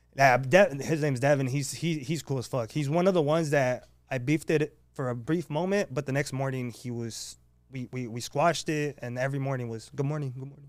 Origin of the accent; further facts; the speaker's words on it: San Diego, California, United States; I grew up in San Isidro